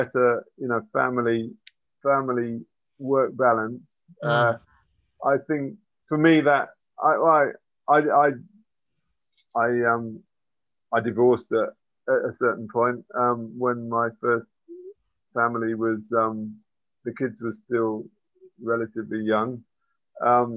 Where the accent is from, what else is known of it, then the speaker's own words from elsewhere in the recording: England, United Kingdom; now in Zsámbok, Hungary; I was brought up in England